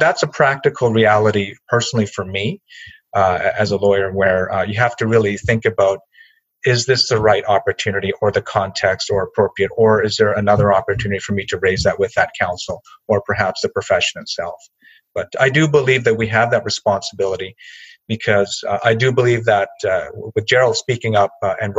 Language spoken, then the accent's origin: English; Canada; not easy, I think, especially for many of us as Asian Canadian lawyers, because it really goes to the heart of who we are as people.